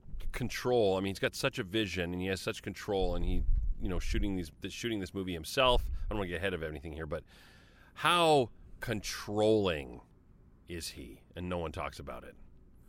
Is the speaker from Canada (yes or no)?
yes; Canada; I'm Canadian.